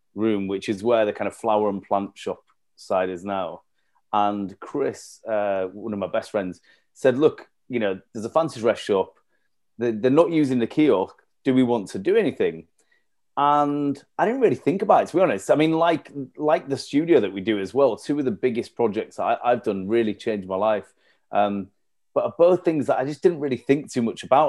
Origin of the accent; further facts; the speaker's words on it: Leeds, Yorkshire and the Humber, United Kingdom; moved away as an adult; also born or lived in York / London; I'm from Leeds originally, had left Leeds to go do um, a master's over in York